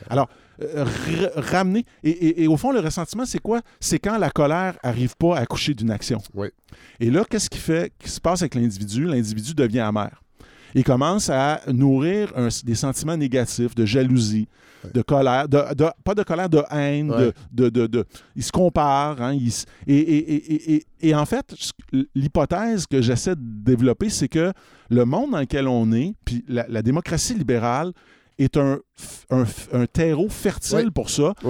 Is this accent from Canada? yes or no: yes; Canada; on est très canadiens